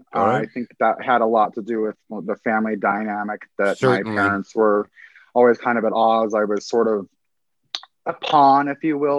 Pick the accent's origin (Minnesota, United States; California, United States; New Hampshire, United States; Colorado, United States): Colorado, United States; Pueblo; I'm a native of Colorado. I was born in Pueblo, Colorado, 1975.